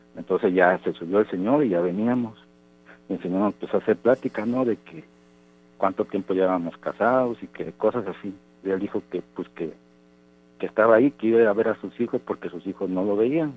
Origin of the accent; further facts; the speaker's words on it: Córdoba, Veracruz, Mexico; yo soy de Córdoba.